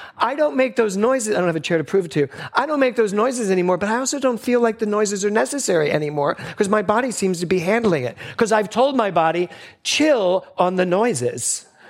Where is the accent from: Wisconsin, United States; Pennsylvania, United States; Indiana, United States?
Pennsylvania, United States; Philadelphia; as a little boy growing up in Philadelphia